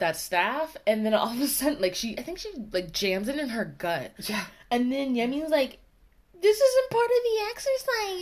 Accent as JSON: {"language": "English", "country": "United States", "accent": "American", "said": "my American accent"}